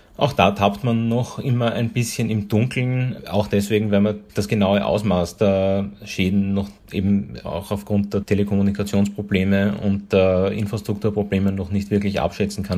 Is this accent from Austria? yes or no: yes; Austria; hier bei uns in Österreich